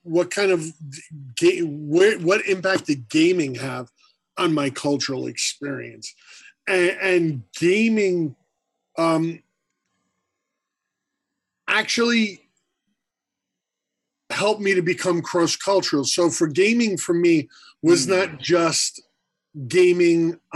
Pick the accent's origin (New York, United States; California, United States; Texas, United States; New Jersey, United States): New York, United States; New York City; I grew up on Staten Island